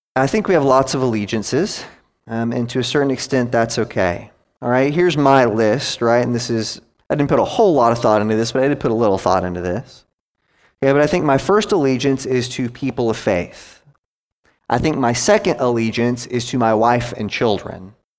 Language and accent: English; United States; also born or lived in Gwinnett County, Georgia; I'm an American